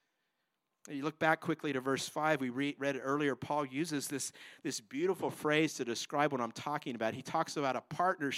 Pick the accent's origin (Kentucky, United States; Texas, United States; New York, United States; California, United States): California, United States; moved away as an adult; also born or lived in Chicago, Illinois; now in Tracy, United States; I grew up in California